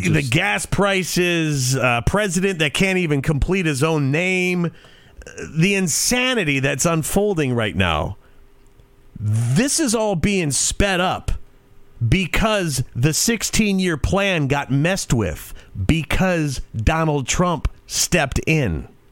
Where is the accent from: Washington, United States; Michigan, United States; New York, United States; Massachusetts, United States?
Michigan, United States; Detroit; moved away; my hometown of Detroit